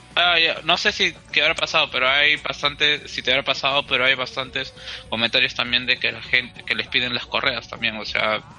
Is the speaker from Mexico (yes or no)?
no; Peru; hablando como peruanos